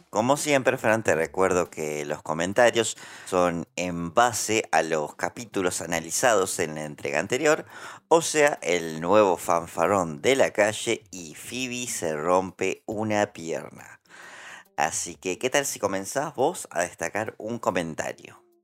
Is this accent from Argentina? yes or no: yes; Santa Fe, Argentina; Santa Fe también es una provincia cuya humedad se sufre muchísimo. Eh, y puntualmente mi pueblo está como. Es como un pantano